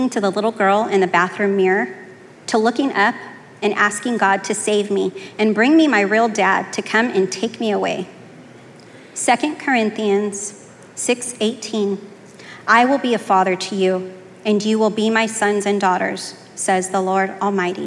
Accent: Fresno, California, United States; I was born in Fresno, California

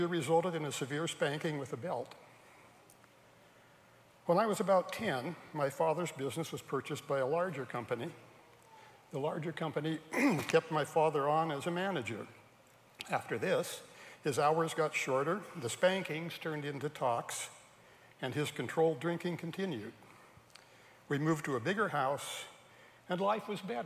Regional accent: Salem, Oregon, United States; also born or lived in Portland, Oregon; I was born in Portland, Oregon, at the end of World War II. That was 78 years ago. I grew up in Salem, Oregon.

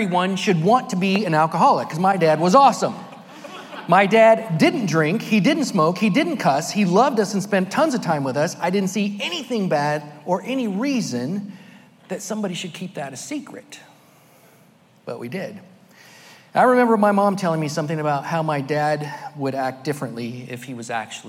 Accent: Merced, California, United States; also born or lived in Sacramento / Fresno; I was born in Merced, California, the youngest of five children

